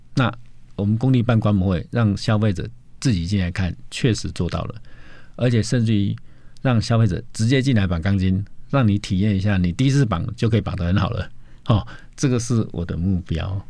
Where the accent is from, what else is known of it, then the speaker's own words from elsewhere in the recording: Taiwan; 我们台湾人